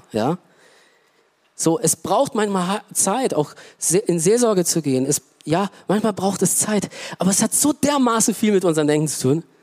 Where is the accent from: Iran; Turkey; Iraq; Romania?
Romania; German is a second language; now in Germany; Ja, ich komme aus Rumänien ähm, und äh, und ich, damals habe ich mich auch echt geschämt dafür, dass ich aus einem Land komme, arm, wirtschaftlich, äh, so, ja.